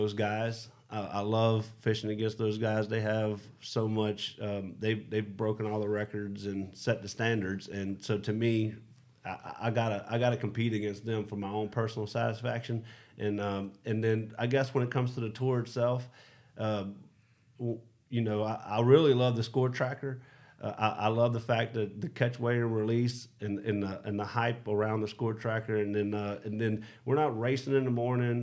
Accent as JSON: {"language": "English", "region": "South Louisiana", "country": "United States", "tie": "born or raised there", "said": "where I grew up in South Louisiana"}